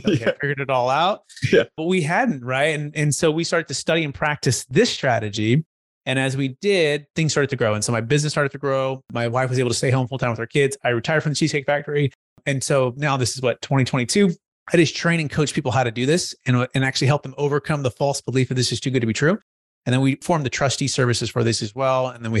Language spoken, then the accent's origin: English; Bay Area, California, United States; I grew up in the Bay Area originally with my parents, mom and dad, my brother, building homes, mostly in Silicon Valley, East Bay.